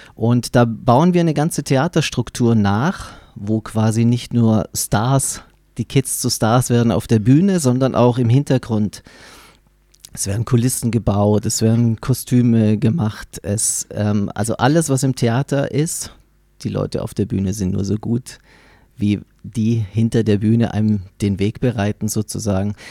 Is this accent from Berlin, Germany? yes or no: no; Baden-Württemberg, Germany; Ich bin selbst in Baden-Württemberg aufgewachsen